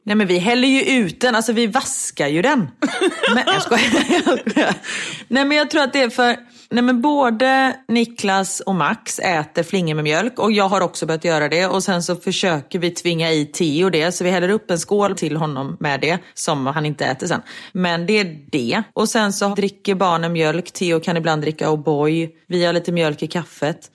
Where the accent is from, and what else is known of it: Sweden; moved away